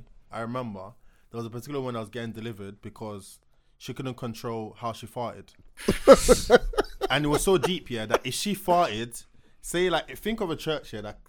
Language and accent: English; Nigeria; now in London, United Kingdom; growing up in, like, a Pentecostal church, and obviously I grew up in Nigeria as well